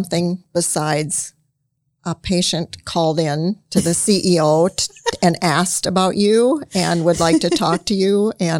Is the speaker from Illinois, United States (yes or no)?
yes; Illinois, United States; Yeah, well, I was born in Illinois and grew up there, not far from where Scott also.